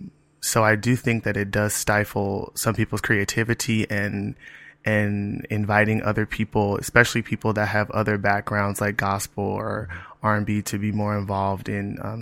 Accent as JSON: {"language": "English", "town": "Los Angeles", "region": "California", "country": "United States", "moved": "yes", "lives_now": "New York City, United States", "said": "I'm originally from Los Angeles, California."}